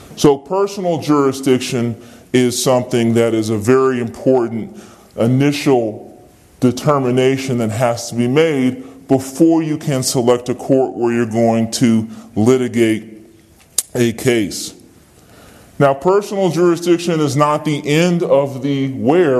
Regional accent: Virginia, United States; I'm from Virginia. Anyone who has a legal dispute with me can come to Virginia and sue me here because I'm a citizen of Virginia

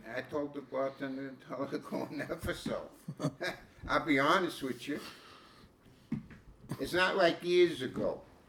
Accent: United States; No, I'm American.

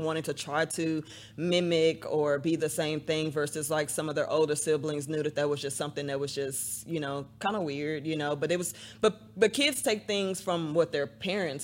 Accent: Dallas, Texas, United States; I grew up partially in North Dallas, and then we moved to Northeast Dallas, where my mom still lives over by White Rock Lake

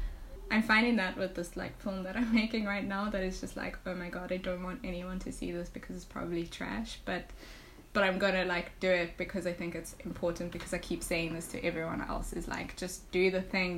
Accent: South Africa

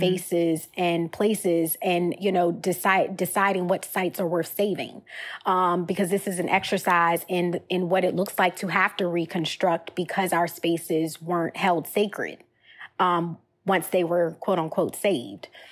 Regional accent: Richmond, Virginia, United States; We're from Richmond, Virginia, former Capitol Confederacy

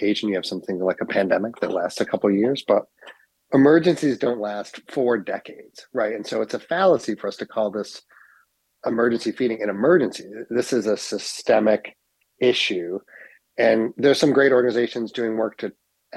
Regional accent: Utica, New York, United States; also born or lived in Ithaca; I'm born and raised in Utica

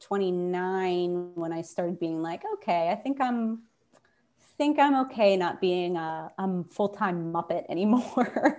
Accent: Pittsburgh, Pennsylvania, United States; moved away as an adult; I had spent most of my time in Pittsburgh growing up. I was going to college in my hometown

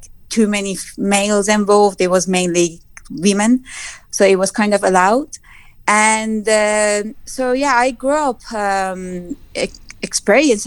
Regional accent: Tabriz, East Azerbaijan, Iran; English is a second language; moved away as an adult; also born or lived in Mashhad; now in United Kingdom; I was born in Tabriz and raised in Tabriz and then moved to Mashhad

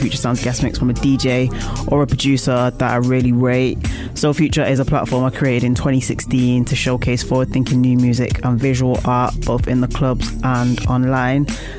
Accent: Manchester, North West England, United Kingdom; my hometown of Manchester

